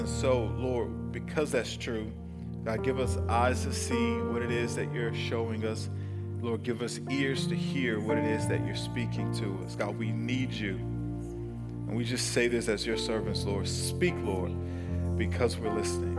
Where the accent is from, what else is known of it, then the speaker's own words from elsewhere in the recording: El Paso, Texas, United States; now in Huntsville, United States; I grew up in Texas, but, you know, it was El Paso